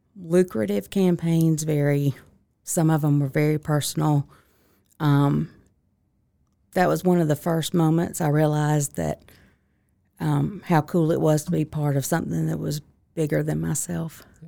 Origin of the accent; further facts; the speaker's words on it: Lincolnton, Georgia, United States; also born or lived in Augusta, Georgia; I'm originally from Lincoln. Georgia, which is forty miles north of Augusta, so very small town, three stoplights